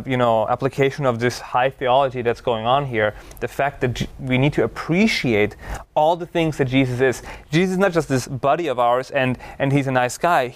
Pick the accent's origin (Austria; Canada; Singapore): Austria; now in United States; I grew up in Austria, one of the most beautiful countries in the world. Mountains, lakes